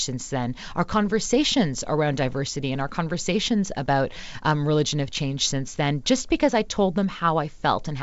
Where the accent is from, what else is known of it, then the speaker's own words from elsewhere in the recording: Mississauga, Ontario, Canada; I grew up in Mississauga. That's now very multicultural. It's a suburb of Toronto.